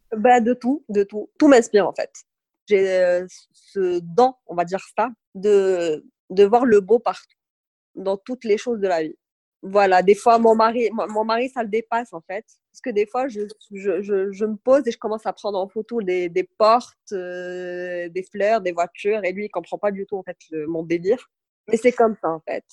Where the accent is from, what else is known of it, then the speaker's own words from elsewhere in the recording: Agadir, Souss-Massa, Morocco; also born or lived in Tafraout; je suis née, j'ai grandi à Kada et là, retour, aux sources